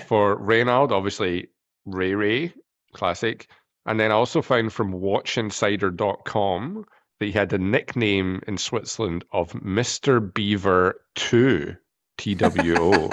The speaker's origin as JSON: {"language": "English", "country": "United Kingdom", "said": "I come from Britain. We're the land of bad, bad teeth"}